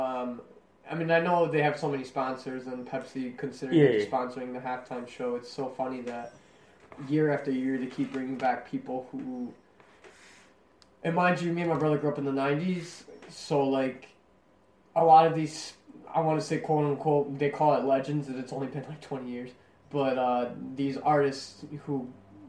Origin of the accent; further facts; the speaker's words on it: Chicago, Illinois, United States; we're from Chicago